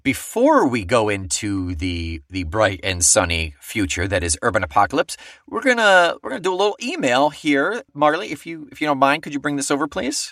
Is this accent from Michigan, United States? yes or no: no; Weedsport, New York, United States; also born or lived in Marietta; I was from Weed Sport